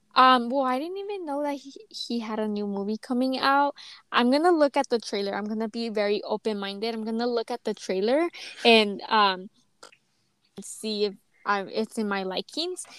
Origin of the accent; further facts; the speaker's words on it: United States; i grew up always supporting my home my home country the us